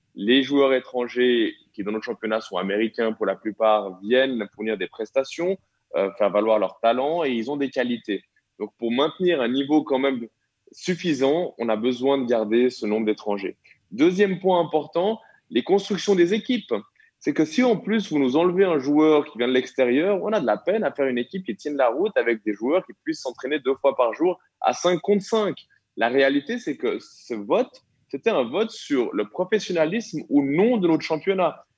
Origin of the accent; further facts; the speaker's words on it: Switzerland; chez nous, en Suisse